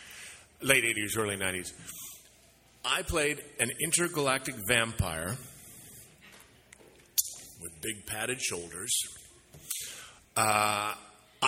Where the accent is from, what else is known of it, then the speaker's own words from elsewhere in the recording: Saskatchewan, Canada; I grew up in Saskatchewan.